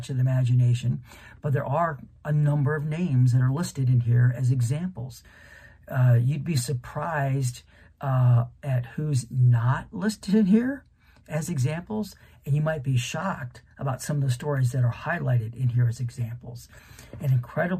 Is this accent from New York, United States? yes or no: no; Canton, Ohio, United States; I grew up in Canton, Ohio, really just a few miles away from the National Pro Football Hall of Fame